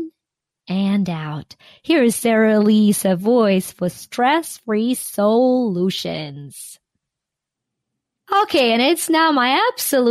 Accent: Ukraine; now in United States; I am Ukrainian-American. I was born and raised in Ukraine.

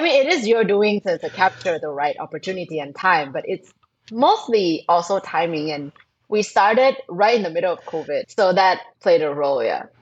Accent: Thailand; moved away as an adult; now in Indonesia; I'm originally from Thailand. I grew up there. I went to school and worked there.

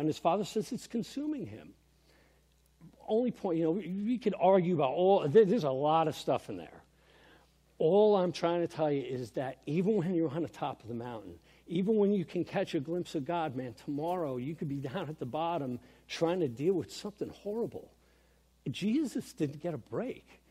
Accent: New York, United States; also born or lived in Vernon, New Jersey; growing up in New York

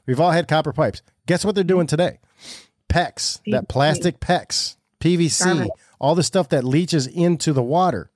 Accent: Michigan, United States; Now we're Michiganiacs

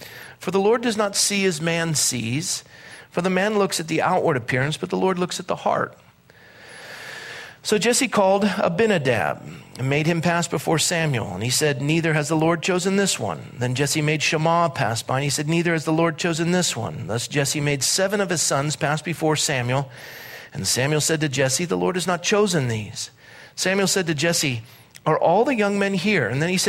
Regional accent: Scotland, United Kingdom; I'm Scottish, and that's why I have a big nose, because air is free.

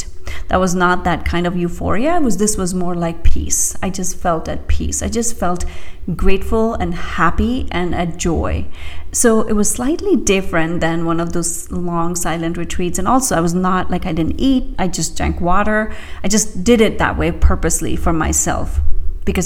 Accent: India; moved away; I grew up in India

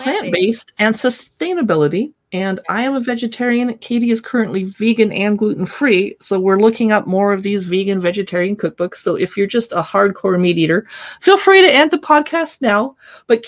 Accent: Southern California, United States; I grew up in Southern California

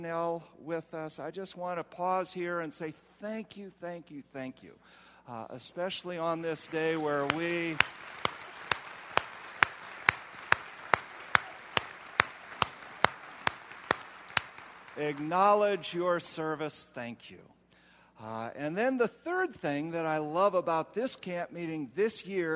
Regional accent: Ohio, United States; I come from Ohio. Where it is so flat

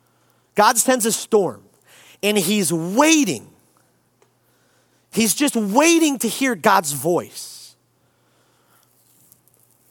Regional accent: Detroit, Michigan, United States; also born or lived in Chicago; I grew up here in Detroit

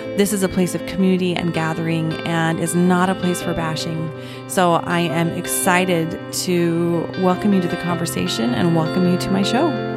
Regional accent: Orem, Utah, United States; I was born and raised in Utah, in Orem, Utah

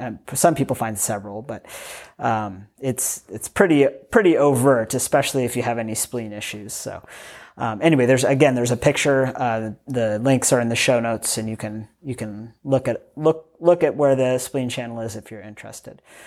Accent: United States; I grew up in the United States of America.

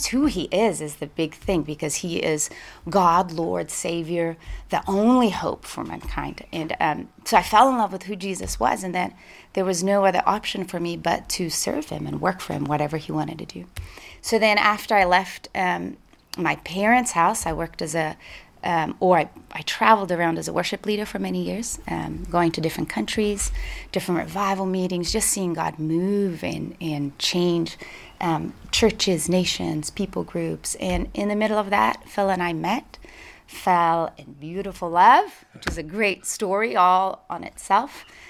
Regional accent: Brazil; moved away; also born or lived in Portugal; So I was born in Portugal when I was 3 years old. My parents moved to Brazil. My parents are Irish and English. And they were and have been missionaries in Brazil for 40 years. So I grew up as a missionary kid in the mission field

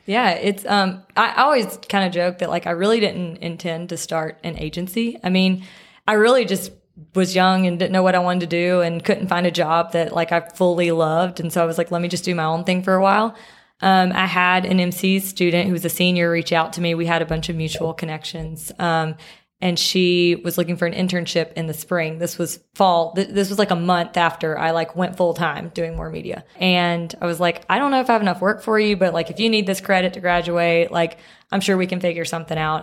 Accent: Picayune, Mississippi, United States; now in Jackson, United States; I am from Picayune, Mississippi, um, which is kind of, people here say the coast.

